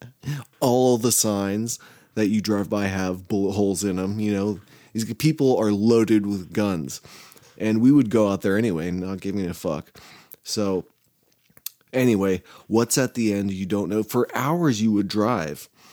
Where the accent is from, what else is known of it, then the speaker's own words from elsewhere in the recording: Arroyo Grande, California, United States; my hometown or where I grew up, uh, Arroyo, Arroyo Grande